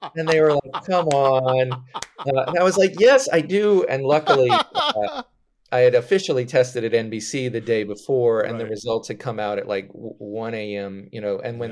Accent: outside of Richmond, Virginia, United States; I grew up outside of Richmond, Virginia

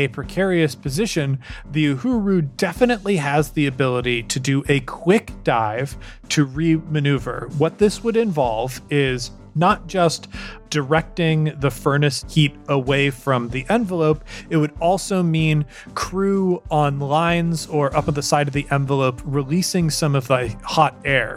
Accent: Colorado, United States; I'm from Colorado.

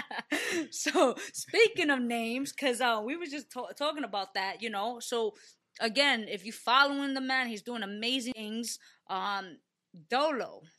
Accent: New York City, New York, United States; I'm from the Bronx, right? Born and raised, uh, from the Bronx

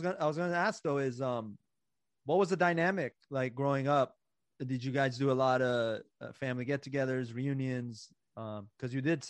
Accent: Iran; moved away; I was born in Iran

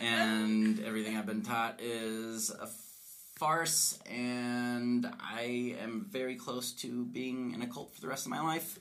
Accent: Colorado, United States; I'm I'm from Colorado. I'm a fifth generation uh, Coloradan

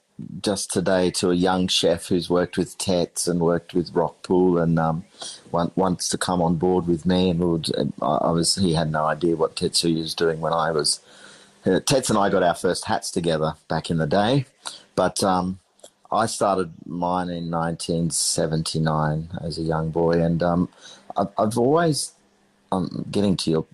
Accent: Sri Lanka; also born or lived in London, United Kingdom; growing up in Sri Lanka, when we left London at the age of 4 and, you know, drove across the world to get to Sri Lanka, that kitchen in our house, which is still standing, it's now nearly 300 years old, was the heart.

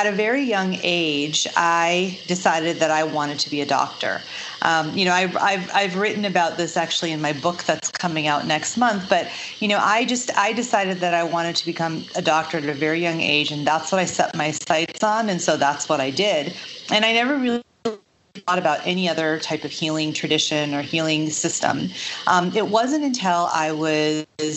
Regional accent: Chicago, Illinois, United States; I grew up in the suburbs of Chicago

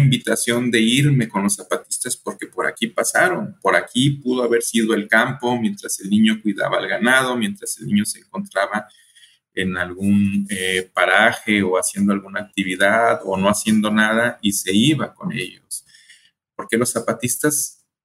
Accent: Colima, Mexico; also born or lived in El Paso, Texas; yo soy de México, nací en Colima, Colima, aquí muy cerquitas de Jalisco

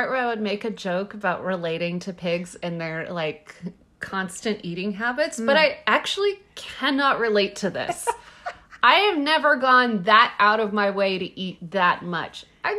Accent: Texas, United States; So I'm from Texas

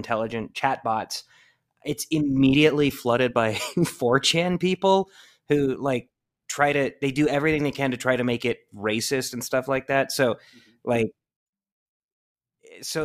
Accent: Idaho, United States; I'm from Idaho

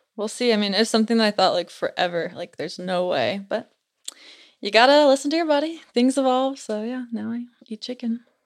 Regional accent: Utah Valley, United States; I'm from Utah, born and raised in Utah Valley

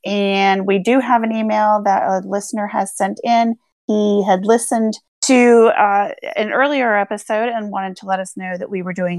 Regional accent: Ireland; I'm not great at names. I'm Irish, you know.

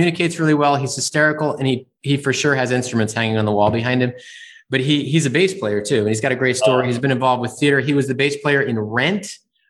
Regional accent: Northeast, United States; I grew up in the Northeast

